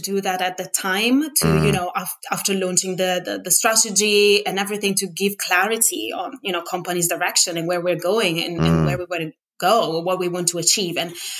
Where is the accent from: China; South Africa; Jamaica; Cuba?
South Africa; born there; some people might know that I was born in South Africa.